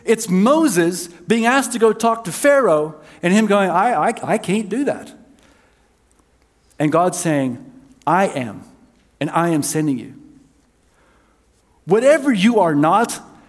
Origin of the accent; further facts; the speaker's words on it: South Africa; moved away; I was raised in South Africa